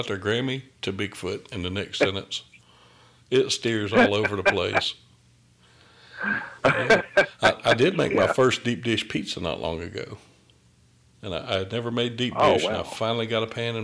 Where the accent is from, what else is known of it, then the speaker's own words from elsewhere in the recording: outside of Augusta, Georgia, United States; now in Fayetteville, United States; I'm from outside of Augusta. That's where I'm from, but I'm in Fayetteville, just south of Atlanta now